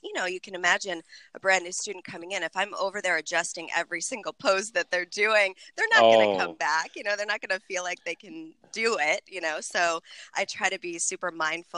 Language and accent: English; Buffalo, New York, United States; moved away as an adult; also born or lived in San Francisco; now in Orange County, United States; growing up in Buffalo